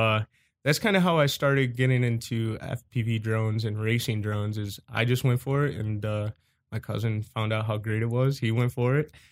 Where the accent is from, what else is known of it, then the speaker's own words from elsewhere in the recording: Cleveland, Ohio, United States; I was born and raised in Cleveland, Ohio.